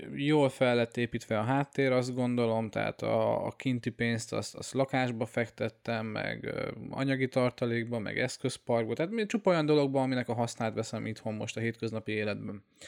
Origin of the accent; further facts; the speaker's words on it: Hungary; moved away as an adult; also born or lived in Austria; hazaköltöztem Ausztriából